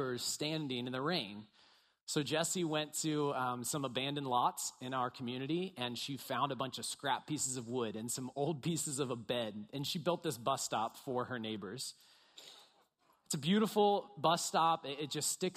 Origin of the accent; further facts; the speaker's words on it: Bel Air, Maryland, United States; moved away as an adult; now in Baltimore, United States; I grew up in Bel Air, went to Bel Air High School, go Bobcats.